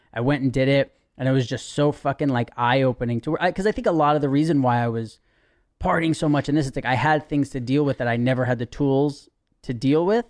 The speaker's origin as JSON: {"language": "English", "town": "New York City", "region": "New York", "country": "United States", "tie": "born or raised there", "said": "I was born and raised in Manhattan"}